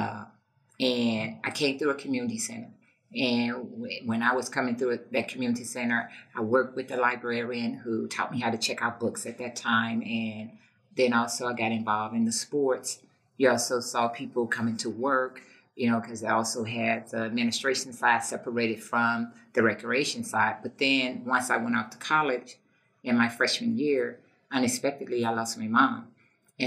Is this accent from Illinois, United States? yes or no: yes; East St. Louis, Illinois, United States; I'm from East St. Louis. I grew up in East St. Louis